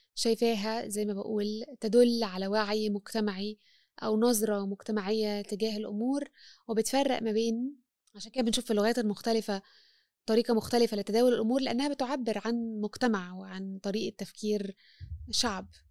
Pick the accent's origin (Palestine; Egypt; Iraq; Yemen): Egypt; أنا مرأة مصرية مسيحية